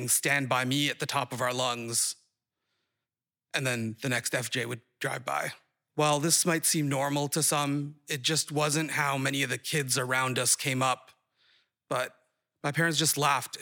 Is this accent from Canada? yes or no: no; Saudi Arabia; moved away as an adult; also born or lived in Boston; now in Somerville, United States; My siblings and I grew up in Saudi Arabia